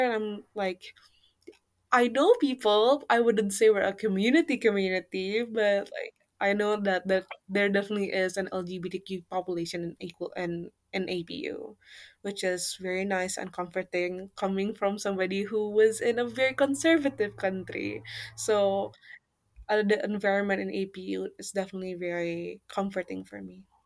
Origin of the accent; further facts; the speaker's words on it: Jakarta, Indonesia; moved away as an adult; now in Japan; I come from Jakarta, the capital city of Indonesia